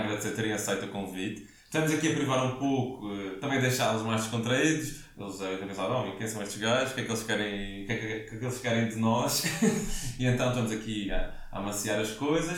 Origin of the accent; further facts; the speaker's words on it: Madeira, Portugal; aqui na Madeira